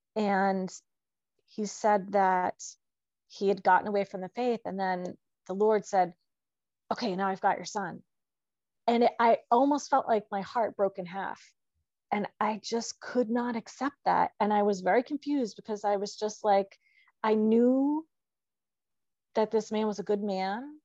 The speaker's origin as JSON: {"language": "English", "region": "New Hampshire", "country": "United States", "tie": "born or raised there", "also_born_or_lived": "New Jersey / Pennsylvania", "moved": "as an adult", "said": "I grew up in New Hampshire."}